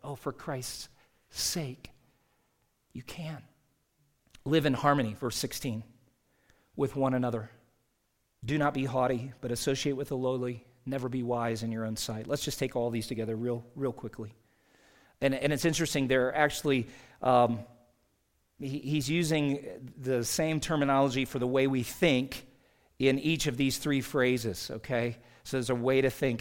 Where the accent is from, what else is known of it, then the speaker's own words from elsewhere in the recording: South Carolina, United States; moved away as an adult; now in Utah, United States; Growing up in South Carolina, I mean, we, uh, left my dad and two sis, two of my three sisters and their families back there.